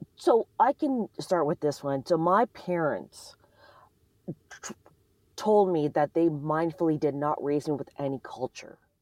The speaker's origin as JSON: {"language": "English", "country": "Canada", "moved": "yes", "lives_now": "United States", "said": "I'm not American, I'm from Canada"}